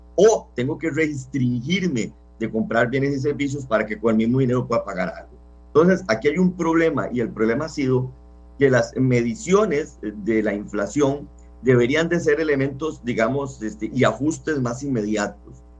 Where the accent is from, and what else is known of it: Costa Rica